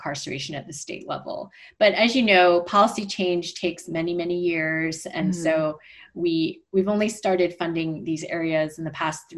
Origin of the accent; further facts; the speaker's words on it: Montreal, Quebec, Canada; we grew up mostly in Montreal in a French-speaking suburb